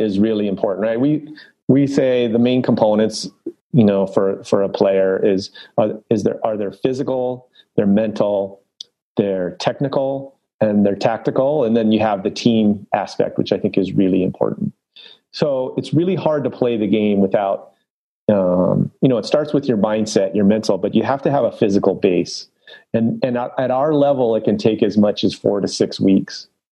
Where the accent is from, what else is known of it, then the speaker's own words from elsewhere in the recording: Los Angeles, California, United States; I grew up in Los Angeles, North San Fernando Valley.